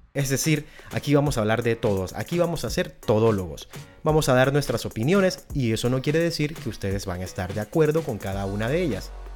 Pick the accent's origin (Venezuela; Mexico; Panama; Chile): Panama; en Centroamérica, del cual pertenezco como panameño que soy